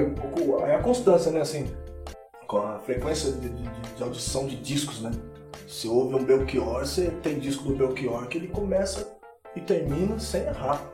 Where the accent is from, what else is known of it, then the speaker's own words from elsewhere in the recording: Rio de Janeiro, Brazil; eu sou do Rio de Janeiro.